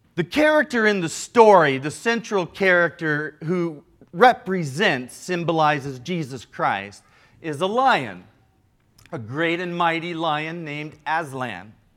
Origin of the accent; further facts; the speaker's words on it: Midwest, United States; also born or lived in Chicago; now in Southern California, United States; Now, here in Southern California, I'm from the Midwest.